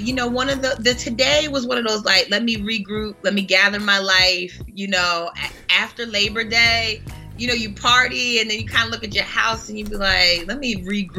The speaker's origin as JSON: {"language": "English", "region": "New Jersey", "country": "United States", "said": "not only was she a New Jersey native, because I'm from New Jersey"}